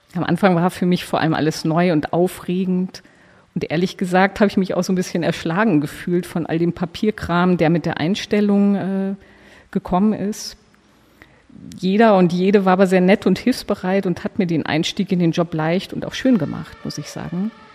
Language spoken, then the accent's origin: German; Munich, Bavaria, Germany; moved away as an adult; also born or lived in Belgium; now in Berlin, Germany; ich bin äh, geboren in München und auch aufgewachsen dort, zur Schule gegangen